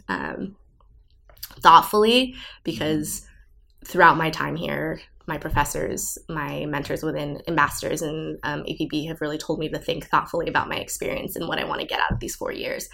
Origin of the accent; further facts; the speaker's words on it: Southern California, United States; moved away; also born or lived in Brussels, Belgium; I am from Southern California originally